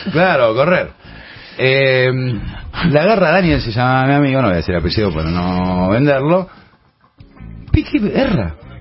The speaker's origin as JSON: {"language": "Spanish", "region": "Buenos Aires", "country": "Argentina", "tie": "born or raised there", "said": "cuando yo era pibe, en los fichines, vos tenías los lugares... ¿Dónde? En Buenos Aires"}